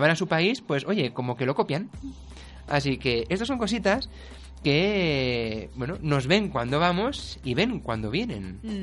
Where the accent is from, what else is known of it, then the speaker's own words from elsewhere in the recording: Spain; Los españoles somos los más inquietos, de culo inquieto somos los españoles